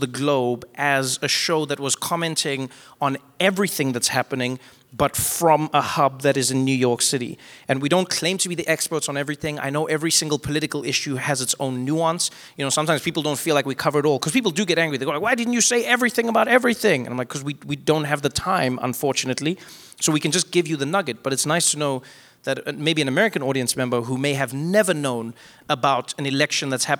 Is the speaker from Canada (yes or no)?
no; South Africa; as a South African